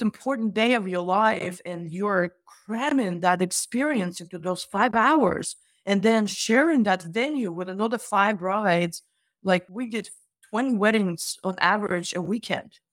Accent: Russia; now in United States; I'm originally from Russia

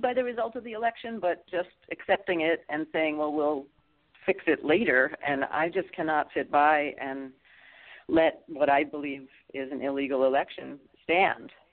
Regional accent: Massachusetts, United States; I come from Massachusetts, so my filing was in Boston

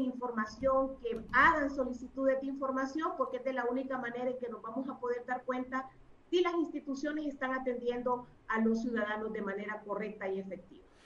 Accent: Honduras; como hondureños

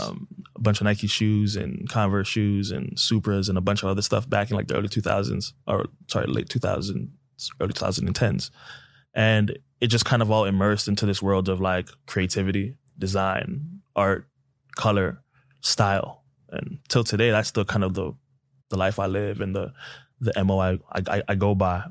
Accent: Toronto, Ontario, Canada; now in United States; born and raised in Toronto, Canada, to two Nigerian parents

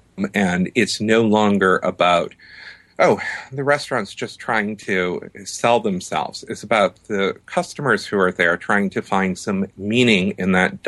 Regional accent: New Hampshire, United States; I grew up in New Hampshire and had a Lebanese-American mother who I think is probably the first influence and owes a lot of credit for this book.

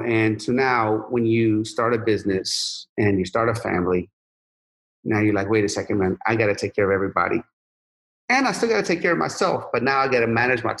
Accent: Sharon, Pennsylvania, United States; I'm from Sharon, Pennsylvania, you know? So, you know, if you make $2,000 a month in Sharon, Pennsylvania, and to this day, you're doing amazing.

